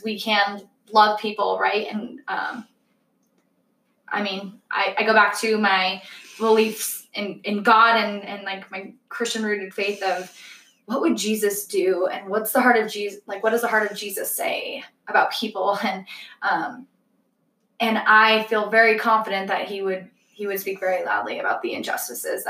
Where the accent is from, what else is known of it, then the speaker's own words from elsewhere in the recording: Parker, Colorado, United States; we grew up in Parker, Colorado